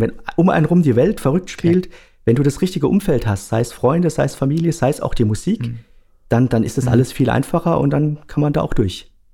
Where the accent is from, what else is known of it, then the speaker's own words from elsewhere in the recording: Ludwigshafen, Rhineland-Palatinate, Germany; now in Karlsruhe, Germany; Ich komme aus Ludwigshafen, ja, ursprünglich. Wobei, mittlerweile wohne ich in ah, Karlsruhe